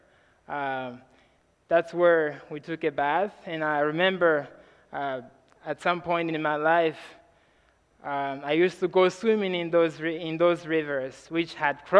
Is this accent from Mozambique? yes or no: yes; Mozambique; I'm from Mozambique, Africa